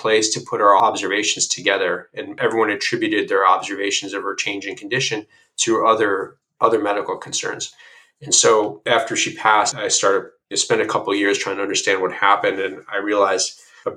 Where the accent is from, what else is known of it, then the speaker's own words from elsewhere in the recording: Illinois, United States; moved away as an adult; also born or lived in Chicago; now in California, United States; I'm new to California, I'm originally from Illinois